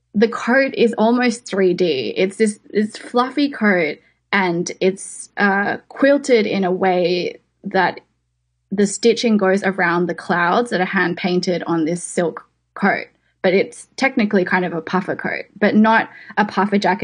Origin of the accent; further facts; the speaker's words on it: Sydney, New South Wales, Australia; moved away as an adult; also born or lived in New York; I grew up in West Ryde in Sydney, so out in the suburbs